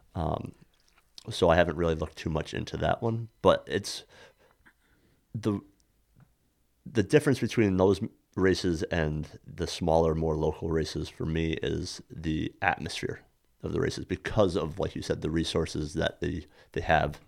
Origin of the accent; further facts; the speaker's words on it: Saranac, New York, United States; born and raised in Saranac, New York, uh, the gateway of the Adirondacks